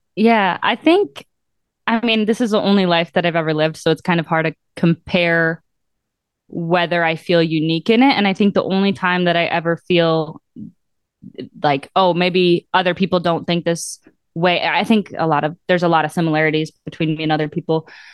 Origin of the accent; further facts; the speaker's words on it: Mosinee, Wisconsin, United States; moved away as an adult; now in Milwaukee, United States; Growing up in central Wisconsin, and then I moved to Milwaukee for school, and then I stayed